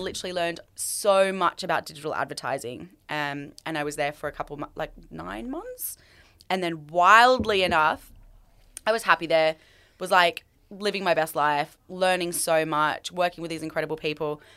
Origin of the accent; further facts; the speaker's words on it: Australia; moved away as an adult; also born or lived in London; when I moved back to Australia